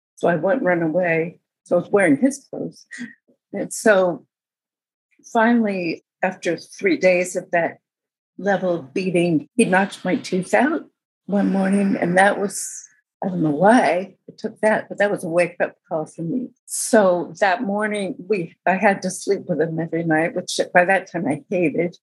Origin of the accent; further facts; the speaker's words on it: outside of Berkeley, California, United States; I grew up outside of Berkeley